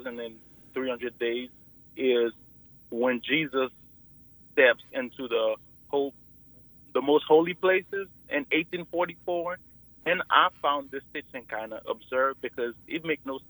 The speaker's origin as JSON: {"language": "English", "country": "Haiti", "said": "I'm from Haiti, and I think in Haiti we worship"}